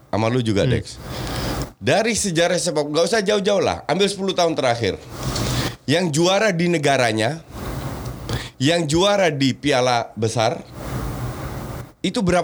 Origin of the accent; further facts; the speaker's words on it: Netherlands; Apalagi gue yang besar di Belanda.